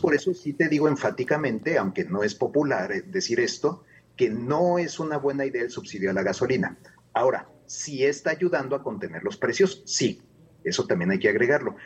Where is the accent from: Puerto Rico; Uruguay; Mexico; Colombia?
Mexico; no somos los mexicanos